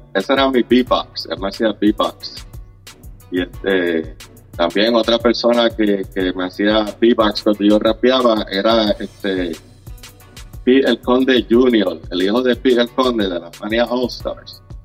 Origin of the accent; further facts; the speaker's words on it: Loíza, Puerto Rico; now in Orlando, United States; yo soy de Loíza, yo soy del barrio Las Cuevas. Yo nací, nací, me crié en Loíza